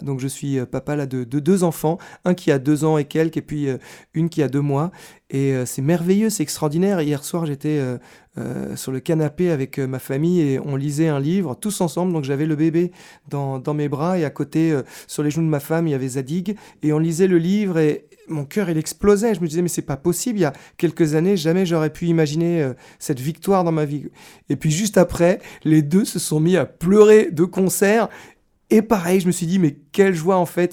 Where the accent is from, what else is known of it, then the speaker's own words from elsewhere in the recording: Versailles, Île-de-France, France; je suis né à Versailles